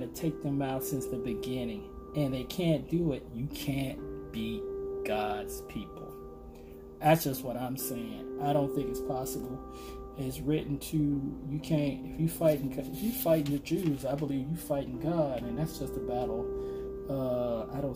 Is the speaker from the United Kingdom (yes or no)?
no; Arkansas, United States; I remember growing up being in the fields. I'm from Arkansas